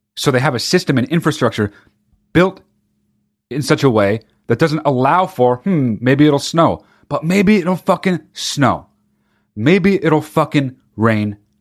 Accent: California, United States; I grew up in California

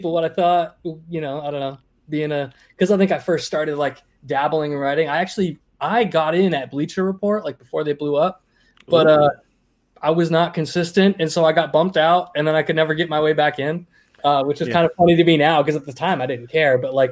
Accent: Maine, United States; moved away as an adult; also born or lived in Connecticut / Florida; now in New Hampshire, United States; I grew up in Maine, moved to Connecticut, moved to New Hampshire, moved to Florida, moved back. I'm back in New Hampshire

